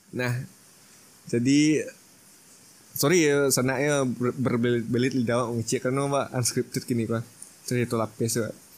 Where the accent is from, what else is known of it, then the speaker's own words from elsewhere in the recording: Minangkabau, West Sumatra, Indonesia; sebagai orang Minang